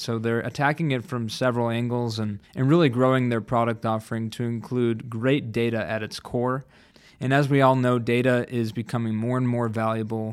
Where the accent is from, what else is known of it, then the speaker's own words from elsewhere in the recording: Chicago, Illinois, United States; my hometown favorite, Chicago